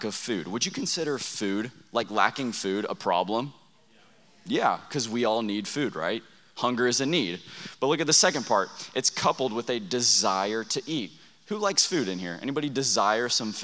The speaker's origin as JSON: {"language": "English", "region": "Texas", "country": "United States", "moved": "yes", "lives_now": "Oklahoma, United States", "said": "we're from Oklahoma. Haley and I are originally from Texas"}